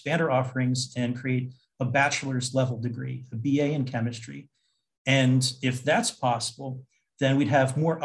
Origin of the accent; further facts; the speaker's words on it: New Jersey, United States; I'm originally from New Jersey, and I went to college in New Jersey at Stockton College.